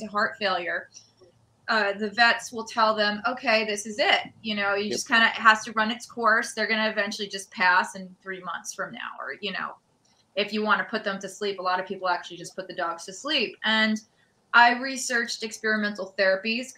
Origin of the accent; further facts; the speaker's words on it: New York City, New York, United States; I'm from New York City